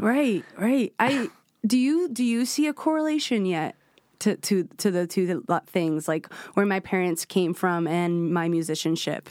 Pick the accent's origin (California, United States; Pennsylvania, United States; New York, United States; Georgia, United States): New York, United States; New York City; I was born in Washington Heights in Manhattan